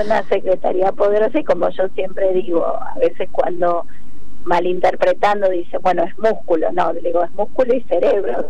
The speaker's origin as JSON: {"language": "Spanish", "region": "Buenos Aires", "country": "Argentina", "tie": "born or raised there", "said": "En el barrio de Almagro"}